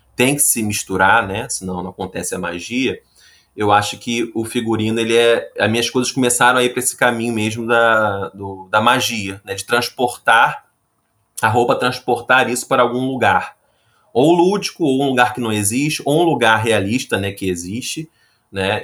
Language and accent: Portuguese; Rio de Janeiro, Brazil; sou carioca e trabalho com figurino